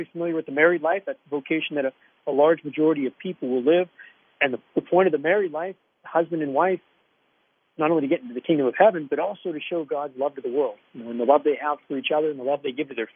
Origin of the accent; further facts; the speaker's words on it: Aspinwall, Pennsylvania, United States; I'm a Pittsburgh-born guy. I grew up in Aspinwall